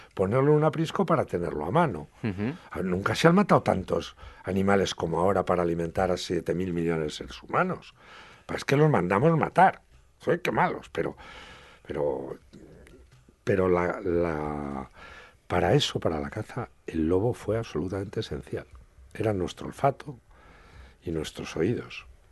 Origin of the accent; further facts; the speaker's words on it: Bujalaro, Castilla-La Mancha, Spain; mi pueblo, en Bujalaro.